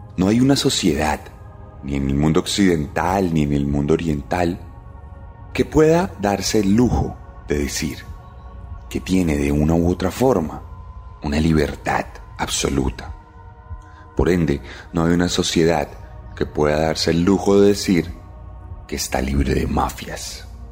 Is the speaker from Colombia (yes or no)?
yes; Colombia; aquí en Colombia